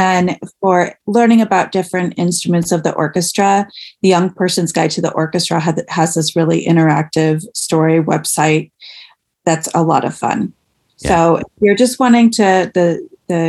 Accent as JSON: {"language": "English", "region": "Michigan", "country": "United States", "tie": "born or raised there", "moved": "as an adult", "lives_now": "Ohio, United States", "said": "I grew up in Michigan, and I went to college in Michigan."}